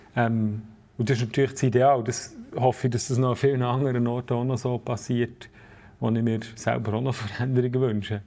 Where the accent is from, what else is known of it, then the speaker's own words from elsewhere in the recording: Switzerland; ich als Schweizer